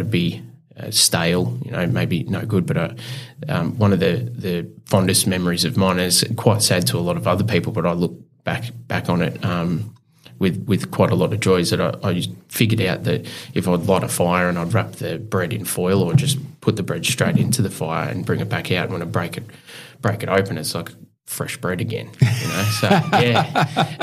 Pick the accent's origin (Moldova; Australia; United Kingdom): Australia; Clifton Springs, Victoria; also born or lived in Geelong; We grew up in a commission house, which was in Clifton Springs